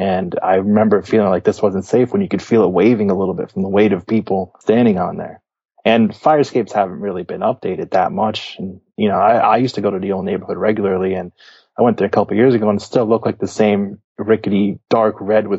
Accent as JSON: {"language": "English", "town": "New York City", "region": "New York", "country": "United States", "tie": "born or raised there", "said": "I grew up in Brooklyn"}